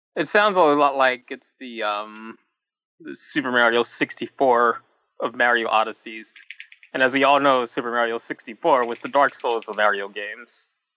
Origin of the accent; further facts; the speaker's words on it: New York, United States; accent: New York; my New York accent